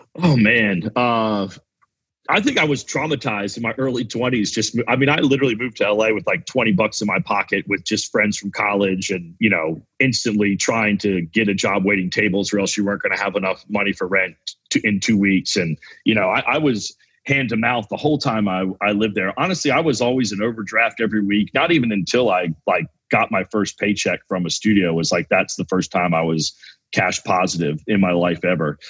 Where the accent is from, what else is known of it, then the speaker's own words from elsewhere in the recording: the South, United States; I grew up in the South